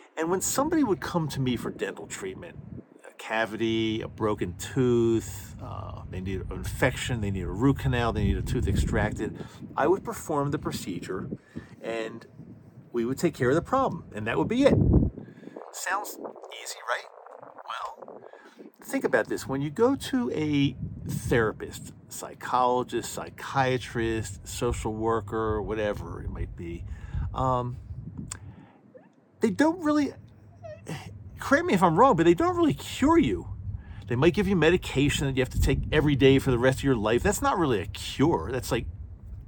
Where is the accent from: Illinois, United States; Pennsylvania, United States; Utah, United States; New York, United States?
Utah, United States; my home state of Utah